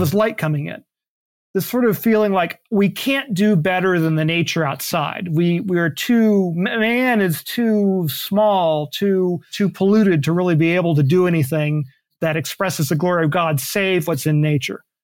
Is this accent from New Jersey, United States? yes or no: no; Tallahassee, Florida, United States; my hometown in Tallahassee.